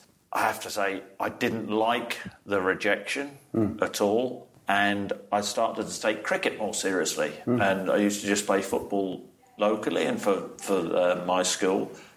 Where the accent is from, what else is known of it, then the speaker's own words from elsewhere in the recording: Norwich, East of England, United Kingdom; also born or lived in Nottingham; I wasn't born in Norwich. I was born in Nottingham, but always brought up in Norwich, a little village just outside.